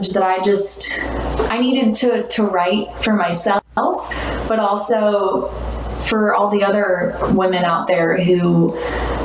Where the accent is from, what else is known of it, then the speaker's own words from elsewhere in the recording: St. Louis, Missouri, United States; also born or lived in Kentucky; born and raised St. Louis